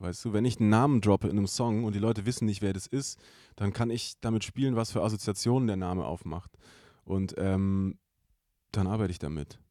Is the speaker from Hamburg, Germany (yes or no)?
no; Stuttgart, Baden-Württemberg, Germany; aus dem Großraum, wo ich herkomme. Ja. Den muss man jetzt gar nicht genau benennen, weil es eigentlich egal ist, so, aber es ist natürlich der Großraum Stuttgart